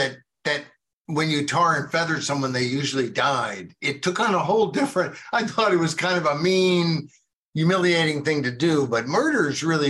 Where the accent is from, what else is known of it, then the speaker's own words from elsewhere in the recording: United States; But I want to apologize on behalf of my fellow Americans that I wasn't born sooner to do so then